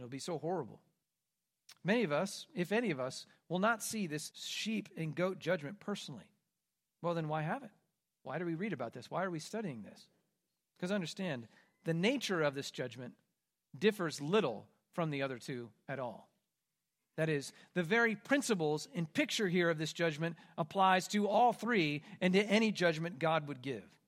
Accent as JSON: {"language": "English", "region": "Kansas", "country": "United States", "tie": "born or raised there", "said": "growing up in Kansas, in part of what's called Tornado Alley"}